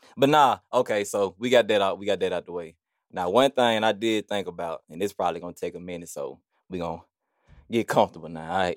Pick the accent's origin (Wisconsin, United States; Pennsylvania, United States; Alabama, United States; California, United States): Alabama, United States; Birmingham; growing up on this side of town, like, from Nisley to Forestdale